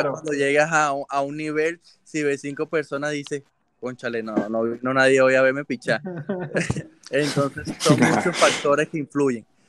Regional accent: El Roble, Carabobo, Venezuela; born or raised there; moved away; also born or lived in Naguanagua

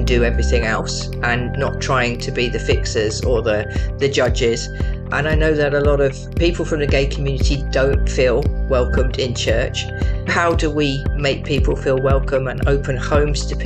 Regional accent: Tunbridge Wells, South East England, United Kingdom; also born or lived in Bournemouth; So originally I was born in Bournemouth, but just before my fifth birthday, we moved to Tunbridge Wells

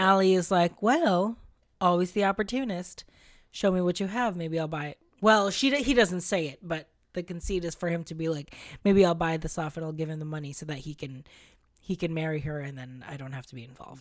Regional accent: Philippines; moved away; growing up in the Philippines

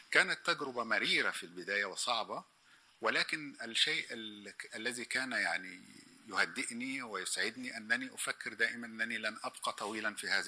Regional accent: Sudan; also born or lived in Egypt / Austria; فأقول أنا سوداني مصري نمساوي

